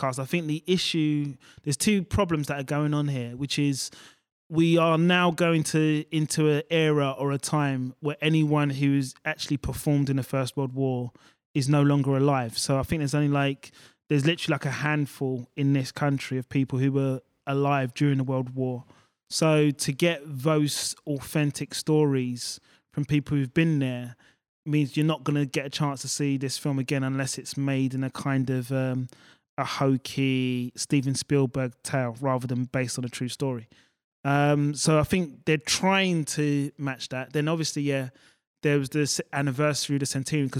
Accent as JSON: {"language": "English", "region": "England", "country": "United Kingdom", "said": "as an English person"}